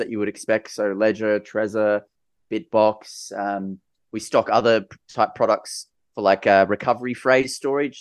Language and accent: English; Sydney, New South Wales, Australia; I grew up in Sydney, in New South Wales